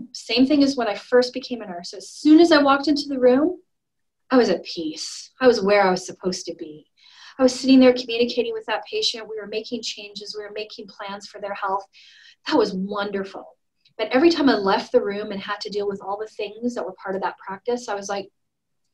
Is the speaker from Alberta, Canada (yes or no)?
yes; Alberta, Canada; moved away as an adult; now in Sandpoint, United States; I'm from Alberta, so it's just north of Idaho.